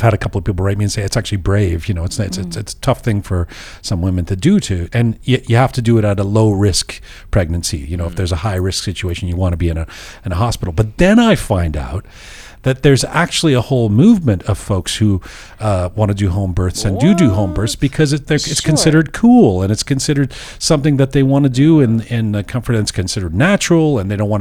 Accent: London, United Kingdom; moved away; going back to London, my hometown

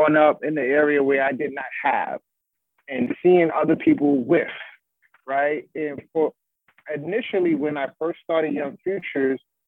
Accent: New York City, New York, United States; my upbringing and growing up in Bronx River Projects

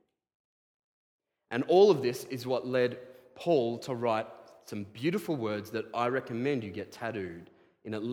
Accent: Australia; I am an Australian

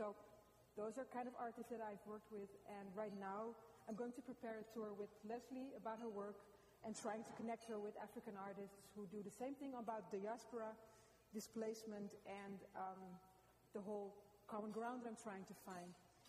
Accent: Amsterdam, North Holland, Netherlands; now in Los Angeles, United States; I'm from Amsterdam, and I'm a curator and an artist.

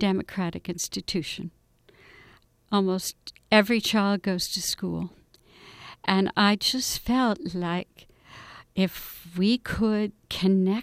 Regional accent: New Jersey, United States; I grew up in New Jersey in the 50s

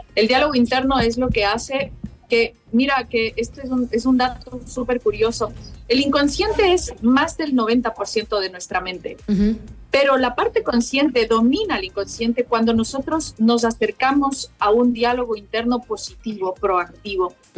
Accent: Ecuador; now in Madrid, Spain; mi tierra maravillosa

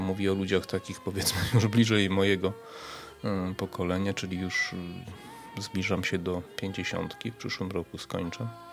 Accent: Przemyśl, Subcarpathian Voivodeship, Poland; pochodzę z Przemyśla, mieszkaliśmy w takim mieszkaniu na parterze

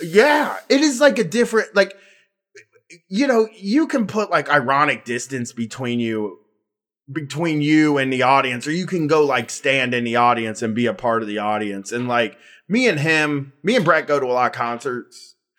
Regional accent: Groveport, Ohio, United States; Like, I'm from Groveport.

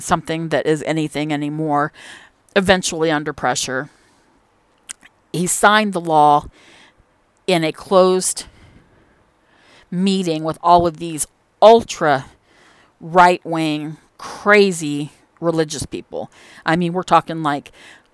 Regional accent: Indiana, United States; I'm from Indiana

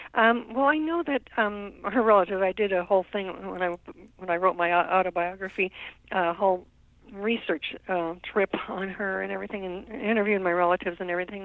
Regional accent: Wyoming, United States; also born or lived in Nebraska; I was born in Nebraska, um, but I grew up in Wyoming um, because it was just over the border there.

